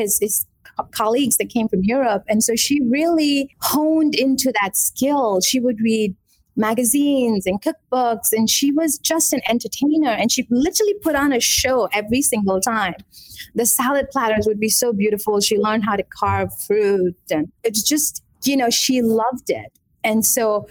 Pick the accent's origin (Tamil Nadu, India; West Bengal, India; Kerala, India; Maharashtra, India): Kerala, India; also born or lived in Mumbai / Gujarat; now in Atlanta, United States; So I was born in Kerala, India, the southern tip of India. I was raised between Kerala, Mumbai, and a state called Gujarat. A lot of it was in Kerala